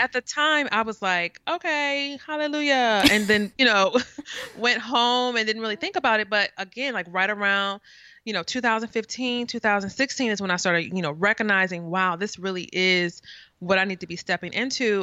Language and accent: English; St. Louis, Missouri, United States; now in East Coast, United States; I am from the Midwest, so I am definitely, like, Midwest, Saint Louis.